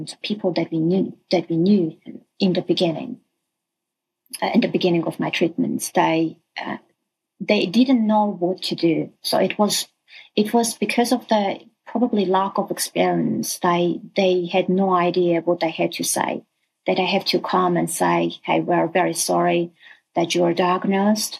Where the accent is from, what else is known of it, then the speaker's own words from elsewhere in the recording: Armenia; I'm originally from Armenia